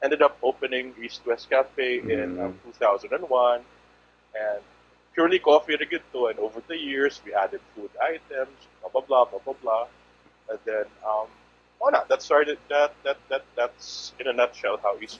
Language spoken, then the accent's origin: English; Cebu, Central Visayas, Philippines; also born or lived in Manila; born and raised in Cebu, went to school in Manila, lived in a few places, all over the world